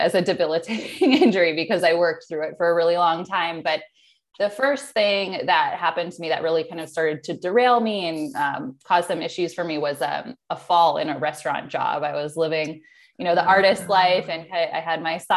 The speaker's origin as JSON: {"language": "English", "area": "Chicagoland area", "region": "Illinois", "country": "United States", "tie": "born or raised there", "also_born_or_lived": "San Diego, California", "moved": "as an adult", "lives_now": "Oceanside, United States", "said": "I grew up in Illinois, Chicagoland area, but really on the border of Illinois and Wisconsin. So cornfields, very rural area"}